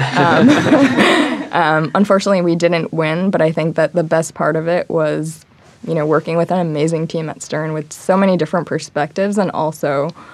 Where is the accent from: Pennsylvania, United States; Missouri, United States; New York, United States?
New York, United States; Long Island; I'm originally from Long Island, grew up in New York